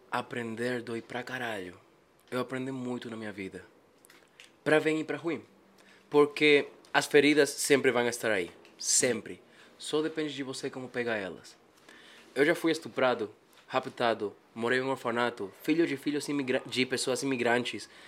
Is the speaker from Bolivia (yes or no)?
yes; Bolivia; Portuguese is a second language; also born or lived in Japan; quando vim de Japão, eu nasci lá, até meus 5 anos fiquei lá. Depois vim para Bolívia, passei por 6, 7 países mais.